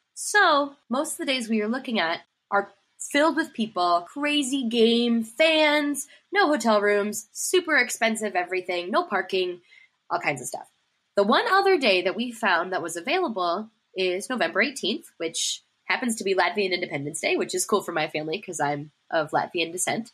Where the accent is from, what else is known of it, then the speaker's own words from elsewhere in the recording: Ann Arbor, Michigan, United States; also born or lived in Pittsburgh, Pennsylvania; now in Cincinnati, United States; I'm originally from the Ann Arbor, Michigan area